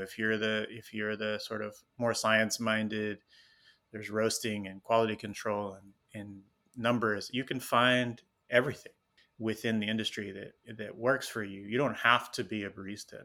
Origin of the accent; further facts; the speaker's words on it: Houston, Texas, United States; also born or lived in Tucson, Arizona; now in Los Angeles, United States; I was born and raised in Houston, Texas